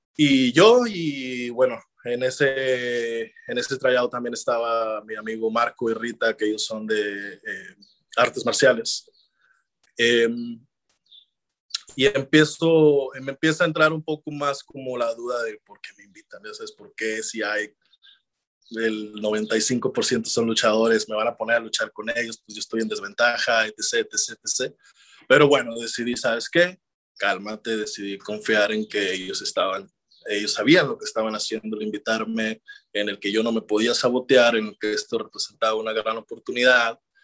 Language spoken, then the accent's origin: Spanish; Ciudad Obregón, Sonora, Mexico; moved away; estoy en, Obregón, Sonora, ahora mismo con mi familia, eh, disfrutando el poder reconectar con mi familia y regresar a mi tierra